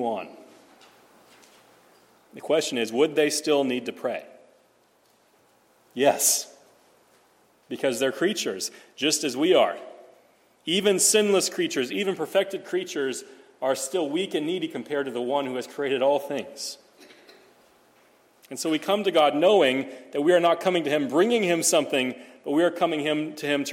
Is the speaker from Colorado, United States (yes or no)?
no; Nebraska, United States; now in Phoenix, United States; growing up in Nebraska